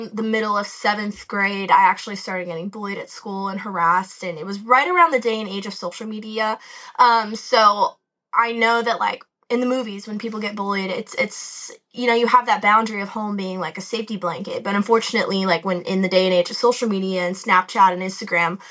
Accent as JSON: {"language": "English", "town": "Boca Raton", "region": "Florida", "country": "United States", "tie": "born or raised there", "moved": "as an adult", "lives_now": "Nashville, United States", "said": "I live in Nashville, but I'm actually originally from South Florida, Boca Raton, East Coast"}